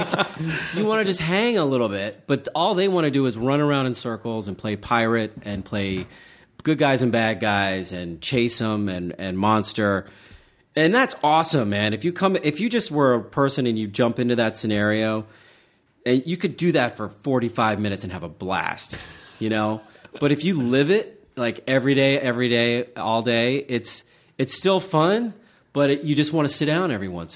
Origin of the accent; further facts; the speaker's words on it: Charleston, West Virginia, United States; I kind of grew up near Pittsburgh. I grew up in Charleston, West Virginia, which is a great freaking city.